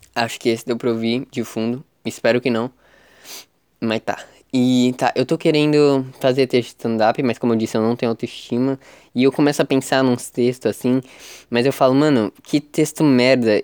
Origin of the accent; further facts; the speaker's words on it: Praia Grande, São Paulo, Brazil; São Vicente é do lado de Praia Grande, é do lado da minha cidade natal